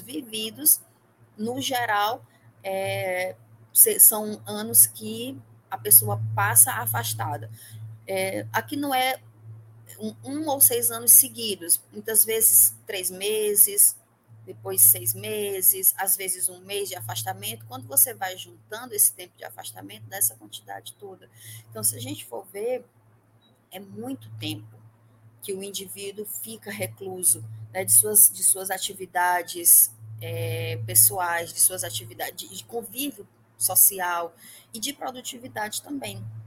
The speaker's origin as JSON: {"language": "Portuguese", "town": "Parnaíba", "region": "Piauí", "country": "Brazil", "moved": "yes", "lives_now": "Teresina, Brazil", "said": "Eu, eu sou de Parnaíba, mas não estou mais em Parnaíba"}